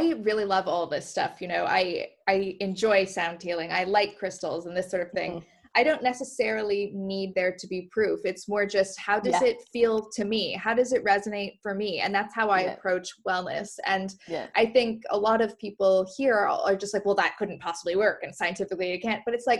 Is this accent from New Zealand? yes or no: no; Canada; now in London, United Kingdom; I'm Canadian